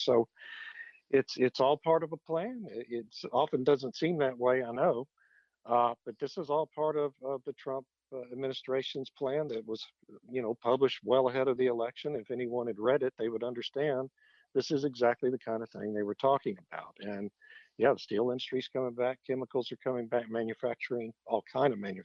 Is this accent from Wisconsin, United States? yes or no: no; Beeville, Texas, United States; in the part of the country where I grew up in Beeville